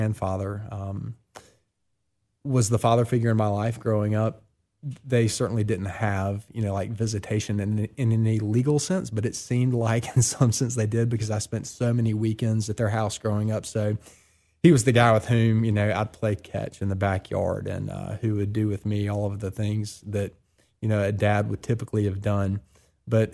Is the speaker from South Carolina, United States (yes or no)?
yes; Columbia, South Carolina, United States; born or raised there; now in Oxford, United States